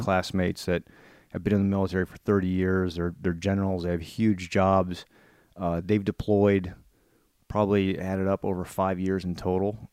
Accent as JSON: {"language": "English", "region": "Northern Virginia", "country": "United States", "tie": "born or raised there", "said": "growing up in Northern Virginia"}